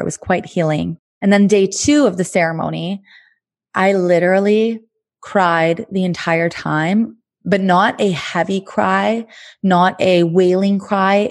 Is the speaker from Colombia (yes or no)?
no; Thunder Bay, Ontario, Canada; moved away as an adult; also born or lived in Montreal; in Thunder Bay, my hometown.